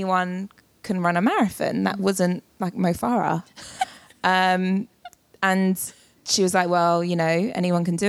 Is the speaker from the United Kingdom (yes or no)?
yes; London, United Kingdom; as a Londoner